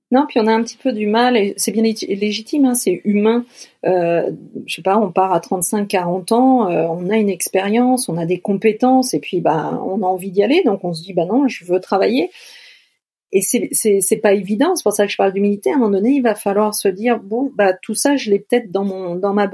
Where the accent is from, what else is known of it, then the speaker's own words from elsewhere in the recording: Quebec, Canada; J'appartiens à, mon pays, à ma province, et je suis un vrai Québécois.